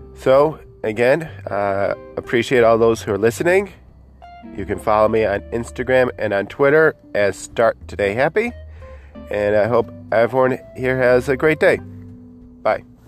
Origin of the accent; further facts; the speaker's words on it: Buffalo, New York, United States; my hometown of uh, Buffalo, New York